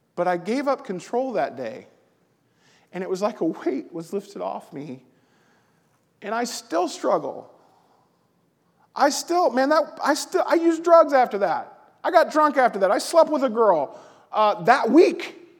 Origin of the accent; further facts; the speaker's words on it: the South, United States; now in Collinsville, United States; I'm from the South.